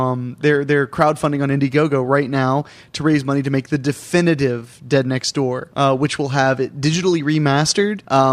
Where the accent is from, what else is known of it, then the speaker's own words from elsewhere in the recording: Ohio, United States; I'm from Ohio.